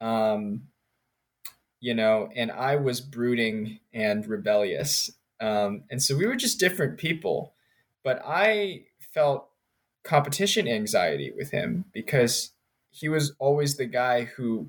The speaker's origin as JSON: {"language": "English", "town": "Richmond", "region": "Virginia", "country": "United States", "tie": "born or raised there", "also_born_or_lived": "Princeton, New Jersey / Maryland / North Carolina", "moved": "yes", "said": "So I grew up in Richmond, Virginia, and Princeton, New Jersey"}